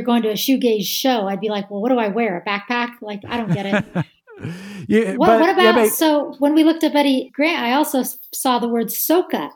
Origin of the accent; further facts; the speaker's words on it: United States; we're American